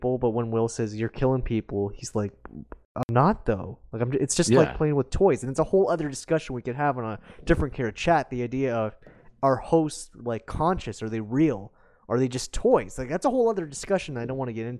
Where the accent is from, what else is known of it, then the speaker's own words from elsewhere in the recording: Canada; I'm Canadian